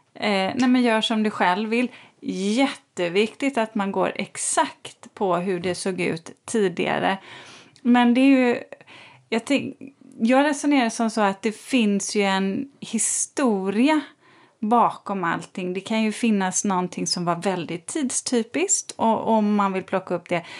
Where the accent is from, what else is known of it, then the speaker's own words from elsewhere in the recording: Borås, Västra Götaland, Sweden; Jag är uppvuxen i, i, i Borås